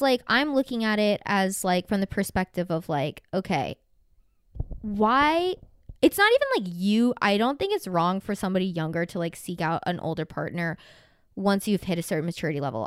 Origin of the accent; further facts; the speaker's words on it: the Bible Belt, the South, United States; I grew up in the literal Bible Belt in, like, mega church.